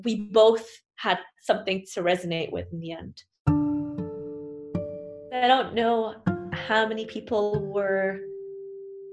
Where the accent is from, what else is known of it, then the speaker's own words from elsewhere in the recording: Saudi Arabia; my home country